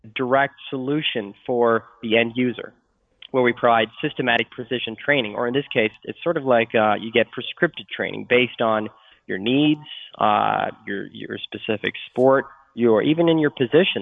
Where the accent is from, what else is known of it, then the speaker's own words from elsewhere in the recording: Sweden; moved away; I'm from Sweden, or, uh, Sweden originally